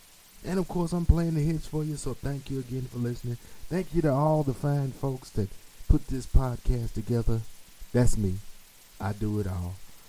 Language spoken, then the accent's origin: English; Jamaica; That's my other job. I'm a Jamaican. I got 8 jobs.